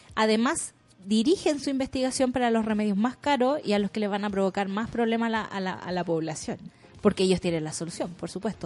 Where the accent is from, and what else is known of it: Chile; born or raised there